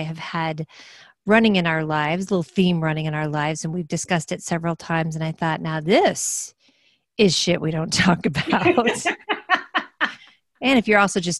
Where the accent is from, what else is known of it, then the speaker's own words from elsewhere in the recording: Midwest, United States; I was raised in the Midwest